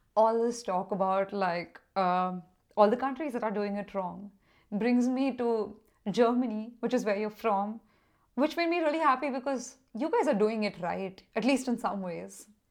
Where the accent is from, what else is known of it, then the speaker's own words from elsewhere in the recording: Mumbai, Maharashtra, India; my own country, which is India, of course. And I'm from Mumbai